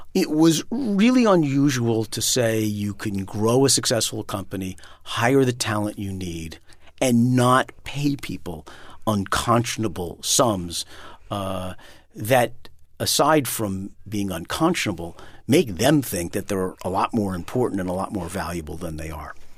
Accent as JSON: {"language": "English", "town": "New York City", "region": "New York", "country": "United States", "tie": "born or raised there", "moved": "as an adult", "lives_now": "Vermont, United States", "said": "been born and raised in Manhattan"}